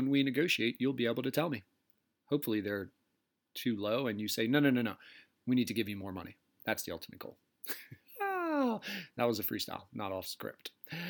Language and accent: English; United States; We are very fortunate to be Americans.